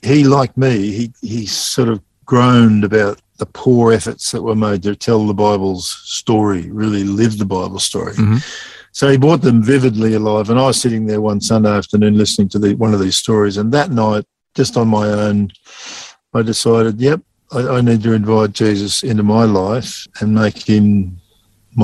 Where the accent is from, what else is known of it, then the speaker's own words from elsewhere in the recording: Sydney, New South Wales, Australia; moved away as an adult; also born or lived in Bourke, New South Wales; now in Dubbo, Australia; I was born in the Poppers Hospital in Sydney at Epping